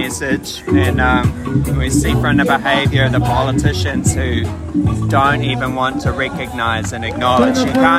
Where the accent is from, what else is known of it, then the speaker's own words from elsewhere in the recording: New Zealand; I'm from here.